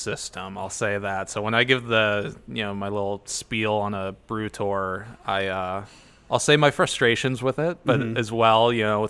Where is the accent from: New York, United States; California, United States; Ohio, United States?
Ohio, United States; Middlefield; moved away as an adult; also born or lived in Cleveland; I'm from Middlefield, Ohio.